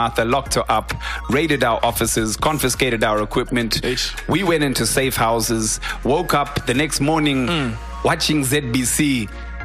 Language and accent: English; Harare, Zimbabwe; I grew up in Harare